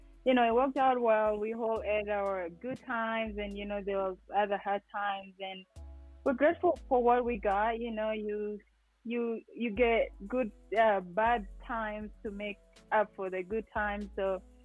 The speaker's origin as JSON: {"language": "English", "town": "Eldoret", "region": "Uasin Gishu County", "country": "Kenya", "moved": "yes", "lives_now": "Flagstaff, United States", "said": "I am originally from Eldoret, Kenya, and I live here in Arizona, Flagstaff, Arizona"}